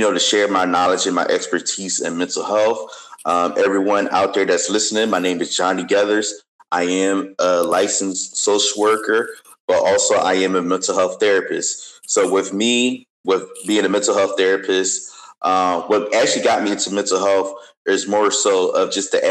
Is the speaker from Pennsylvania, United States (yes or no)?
yes; Philadelphia, Pennsylvania, United States; was 15 years old, growing up in Philly